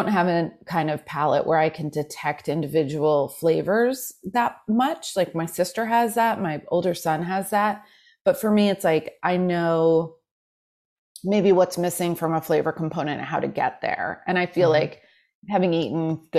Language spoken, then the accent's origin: English; New York City, New York, United States; I was raised in Manhattan